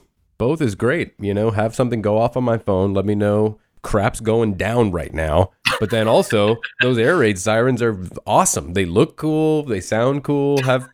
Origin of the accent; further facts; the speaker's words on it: South Florida, United States; I'm from South Florida, so, you know, my experience has always been with, you know, hurricanes coming.